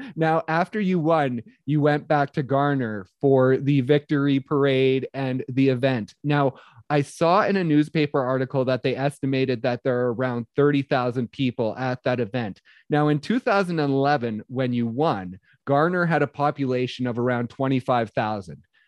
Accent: just outside of Calgary, Alberta, Canada; I was born just outside of Calgary, Alberta, so lifelong Flames fan

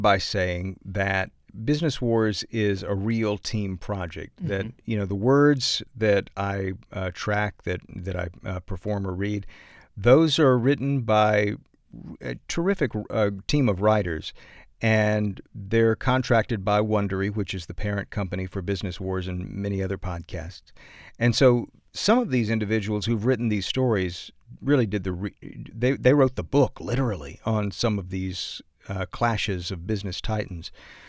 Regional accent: the South, United States; accent: Southern; And honestly, it's so hard for me to get out of my Southern accent.

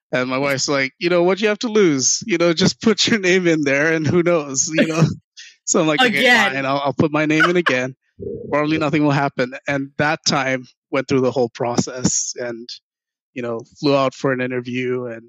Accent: Ghana; also born or lived in New Jersey; Left when I was 4 years old, so I don't even remember the U.S. experience at all.

